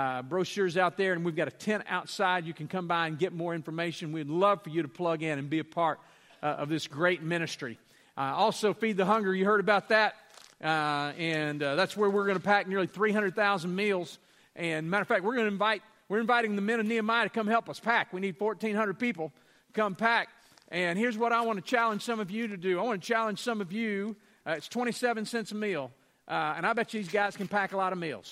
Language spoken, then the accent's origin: English; Louisiana, United States; I'm from Louisiana